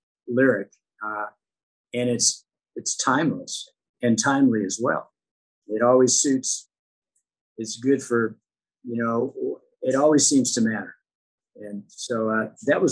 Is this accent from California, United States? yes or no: yes; Long Beach, California, United States; where I grew up in Long Beach, Wilson High School in Long Beach, California